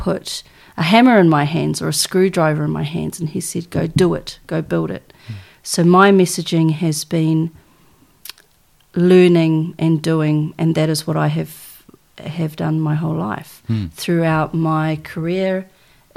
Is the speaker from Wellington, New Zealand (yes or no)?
no; Tokoroa, Waikato, New Zealand; also born or lived in Waihi; I was born in Waihi and I was raised in a little town called Tokoroa